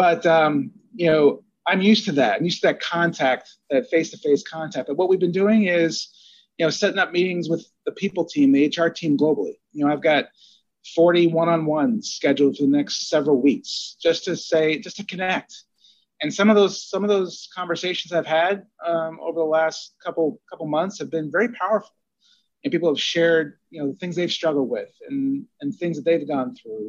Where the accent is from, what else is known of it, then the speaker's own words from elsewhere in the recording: New Jersey, United States; I grew up in Jersey and I'm Italian